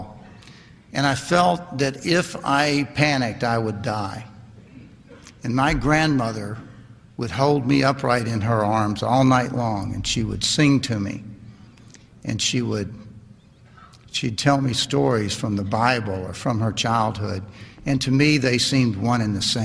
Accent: Lynchburg, Virginia, United States; also born or lived in Tennessee; I grew up right down the road from here in Lynchburg, Virginia.

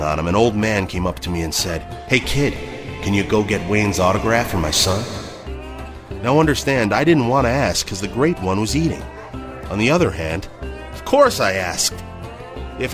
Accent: Dryden, Ontario, Canada; We grew up in Dryden, a small mill town in northwestern Ontario, 400 kilometers east of Winnipeg

